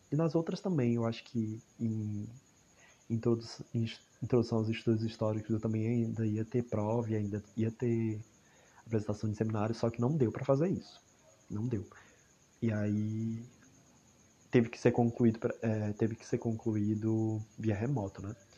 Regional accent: Palhano, Ceará, Brazil; eu sou de Palhano, Palhano, Ceará

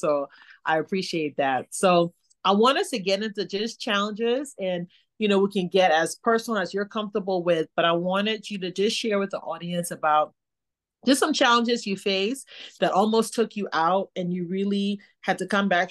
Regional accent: Liberia; born or raised there; moved away

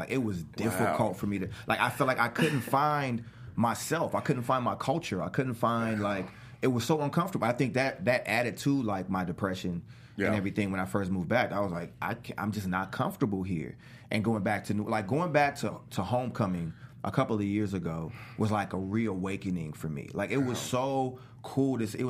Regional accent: New Orleans, Louisiana, United States; because I grew up in New Orleans, but I moved back and forth a lot

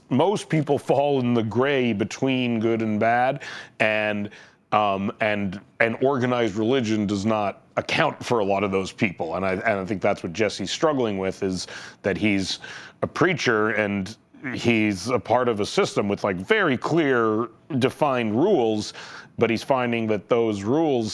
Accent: Canada; I am from Canada

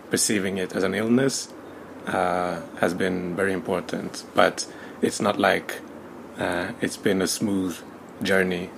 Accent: Sweden; I was born in Sweden. I was raised in Sweden uh, by a Swedish mother and a Tanzanian father.

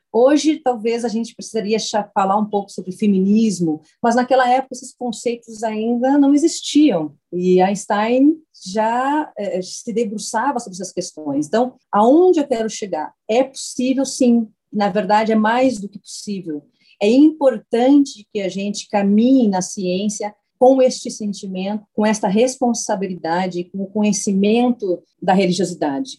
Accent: Porto Alegre, Rio Grande do Sul, Brazil; Eu sou do Rio Grande do Sul, sou de Porto Alegre

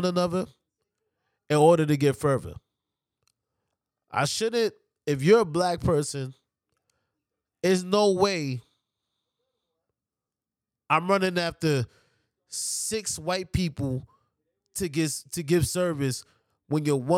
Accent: New York, United States; I'm from New York

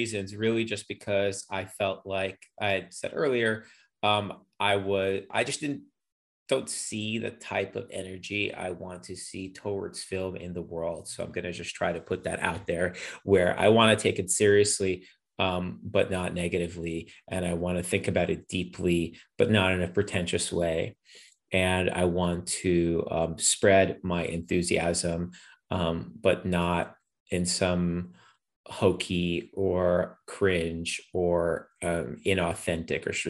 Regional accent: Ukraine; moved away; the country where I was born, Ukraine, or more technically, I guess I was born in the Ukrainian Soviet Socialist Republic

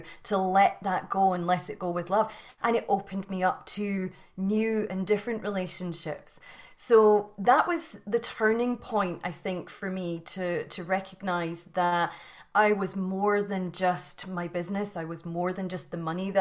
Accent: Scotland, United Kingdom; You can probably hear from the accent that I was born and bred in Scotland in the UK

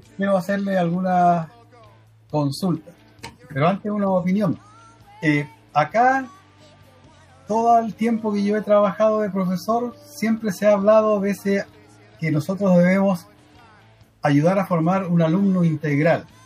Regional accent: Antofagasta, Chile; soy antofagastino

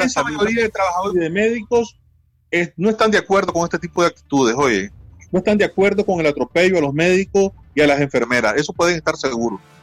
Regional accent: Nicaragua; aquí en mi país

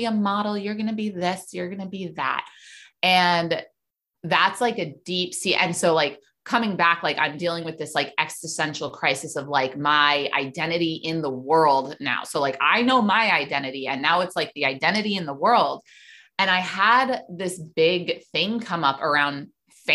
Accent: New York City, New York, United States; I grew up in New York City

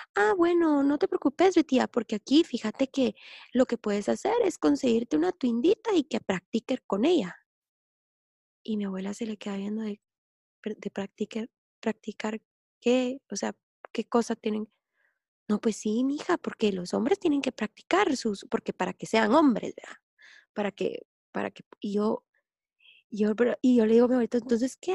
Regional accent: Guatemala; nosotros somos guatemaltecos

